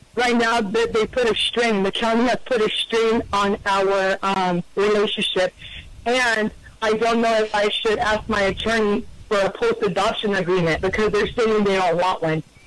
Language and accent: English; Northern California, United States; I'm from California, from Northern California